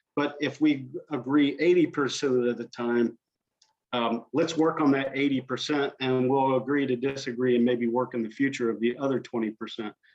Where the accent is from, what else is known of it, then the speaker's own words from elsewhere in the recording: Southern Indiana, United States; moved away; also born or lived in Washington State; my background is I grew up in in Southern Indiana